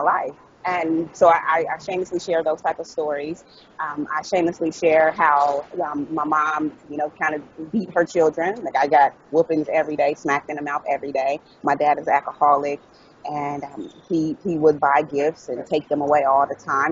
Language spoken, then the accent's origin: English; Dayton, Ohio, United States; moved away as an adult; also born or lived in Dallas, Texas / Hollywood, California; I'm from Dayton, Ohio, and I, I I lived there for the first 29 years of my life